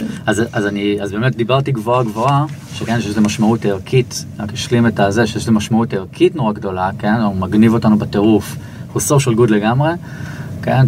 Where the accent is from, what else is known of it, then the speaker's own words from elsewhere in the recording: Israel; אני מישראל